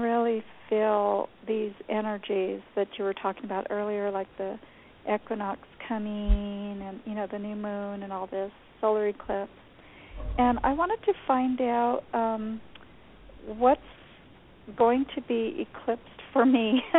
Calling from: New Mexico, United States; New Mexico.

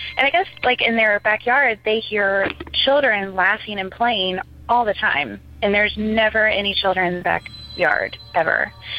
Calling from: Ocala, Florida, United States; I'm calling from Ocala, Florida

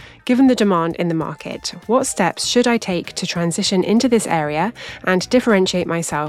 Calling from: London, United Kingdom; Hello there … from London.

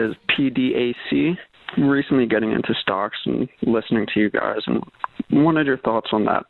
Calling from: Pennsylvania, United States; I'm calling from Pennsylvania.

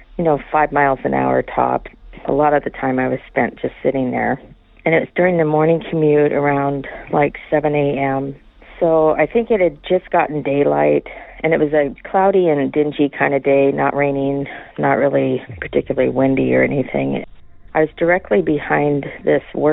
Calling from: Washington, United States; I'm calling from Washington

